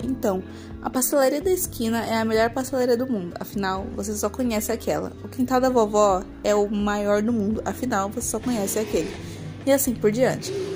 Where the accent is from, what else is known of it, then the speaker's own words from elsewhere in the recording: São Paulo, Brazil; eu sou paulista